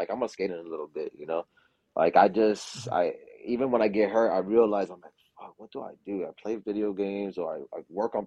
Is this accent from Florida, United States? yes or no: yes; Miami, Florida, United States; I'm from Miami. So black people out here in Miami talk like Southern